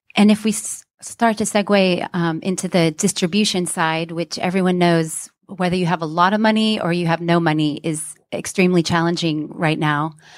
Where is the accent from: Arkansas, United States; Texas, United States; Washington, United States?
Texas, United States; Houston; moved away as an adult; now in London, United Kingdom; I'm from Houston, but I've lived in London a long time.